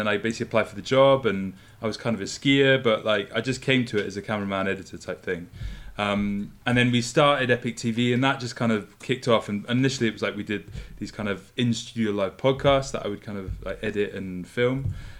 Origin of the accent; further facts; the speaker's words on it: Scotland, United Kingdom; moved away as an adult; I grew up in Scotland. So we like skied since I was like the age of like 8 or 9 or something like that.